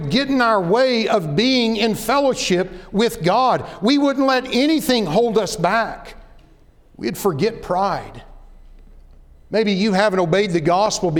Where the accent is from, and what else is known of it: Oklahoma, United States; born or raised there; moved away as an adult; also born or lived in Dallas-Fort Worth, Texas